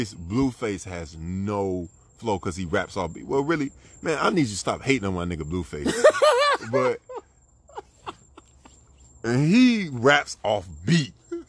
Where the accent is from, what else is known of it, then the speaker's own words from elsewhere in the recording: Florida, United States; I'm from Florida. One of the albums I grew up on was Port of Miami.